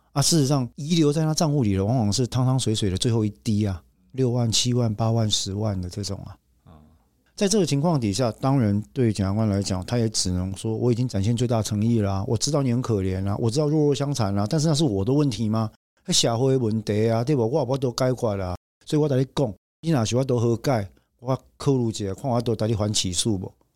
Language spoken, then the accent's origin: Chinese; Taiwan; 我们台湾人讲说